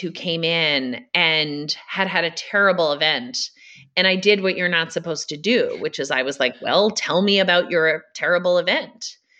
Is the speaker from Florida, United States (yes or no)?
no; Massachusetts, United States; So I grew up in Massachusetts on a farm with five brothers and sisters.